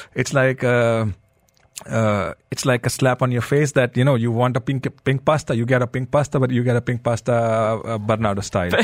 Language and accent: English; Delhi, India; I grew up in uh, Delhi